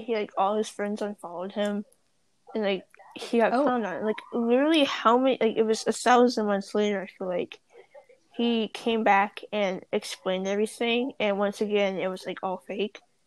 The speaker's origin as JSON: {"language": "English", "region": "Wyoming", "country": "United States", "tie": "born or raised there", "said": "being born in Wyoming, like me"}